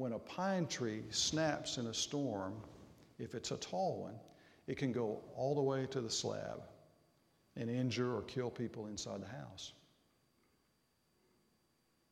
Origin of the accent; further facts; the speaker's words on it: Arkansas, United States; moved away; Growing up in Arkansas